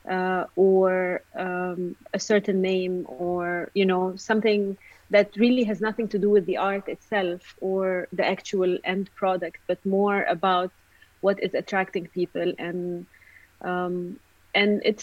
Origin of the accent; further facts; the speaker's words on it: Egypt; moved away; I come from Egypt